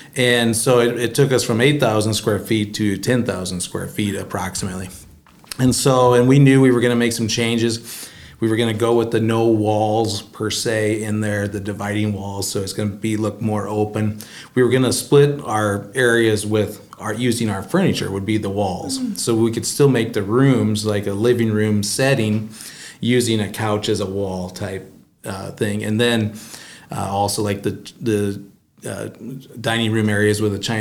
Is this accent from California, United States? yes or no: no; South Dakota, United States; moved away as an adult; now in Marion, Illinois, United States; I'm originally from South Dakota